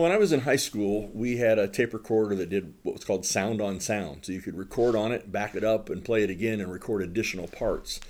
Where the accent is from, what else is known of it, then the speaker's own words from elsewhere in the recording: Southern Ohio, United States; moved away; also born or lived in Fort Wayne, Indiana; I grew up in Southern Ohio